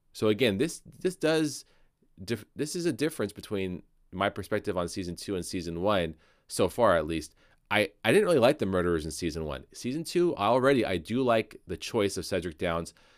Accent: United States; as an American

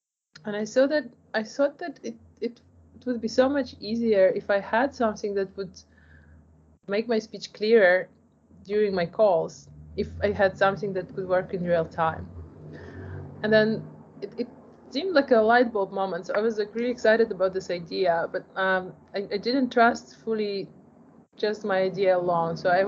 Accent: Poland; English is a second language; moved away; also born or lived in Ukraine; I was born in Ukraine, raised in Poland. I'm a child of Ukrainian immigrant to Poland.

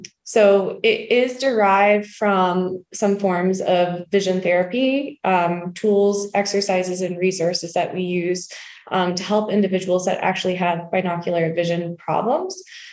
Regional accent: South Windsor, Ontario, Canada; Okay. So we're both born and raised in South Windsor.

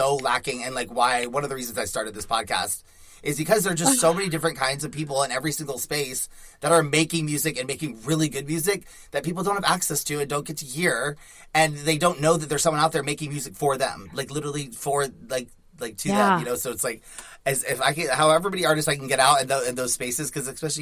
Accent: Nashville, Tennessee, United States; moved away; I'm from the South, so I'm from Nashville originally

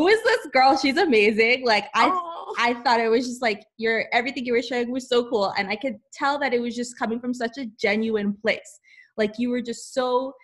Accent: Los Angeles, California, United States; I'm from

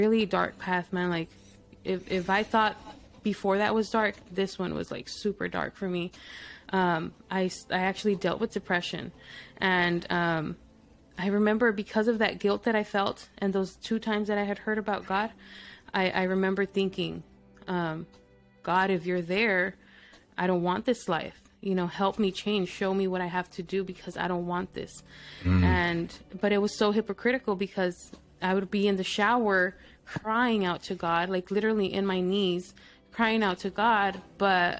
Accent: El Paso, Texas, United States; first language Spanish; English is a second language; also born or lived in Mexico / Midland, Texas; Now I'm living 4 hours away from my hometown.

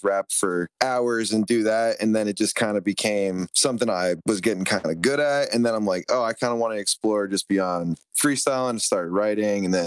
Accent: Somerset County, New Jersey, United States; moved away as an adult; now in California, United States; I grew up in Somerset County, New Jersey

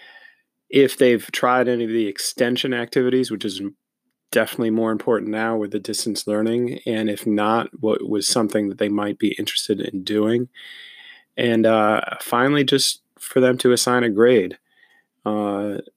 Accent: Newtown, Connecticut, United States; my hometown of Newtown, Connecticut

